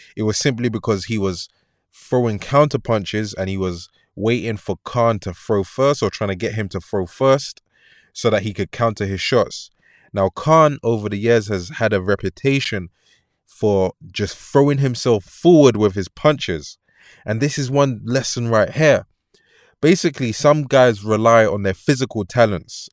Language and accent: English; London, United Kingdom; I'm from London